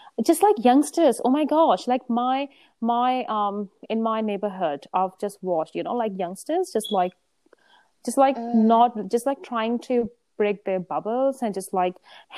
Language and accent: English; India; now in New Zealand; I grew up in India